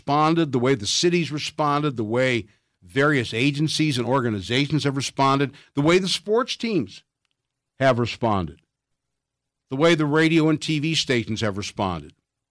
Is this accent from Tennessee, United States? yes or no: no; Cleveland, Ohio, United States; born there; now in Pittsburgh, United States; I always say that I was born in Cleveland, but I lived my life in Pittsburgh. I've been here for coming up on 44 years.